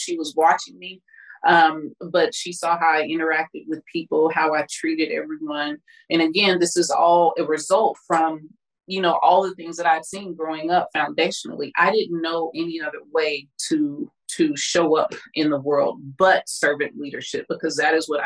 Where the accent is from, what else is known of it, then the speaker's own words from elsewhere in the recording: Kansas City, Kansas, United States; I'm originally from Kansas City, Kansas